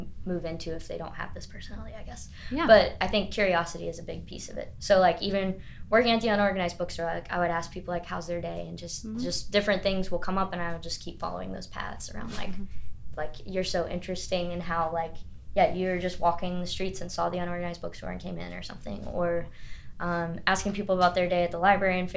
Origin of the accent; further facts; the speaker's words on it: Greensboro, North Carolina, United States; moved away as an adult; now in Marion, United States; I grew up in a bigger city. Like I like my city that I grew up in Greensboro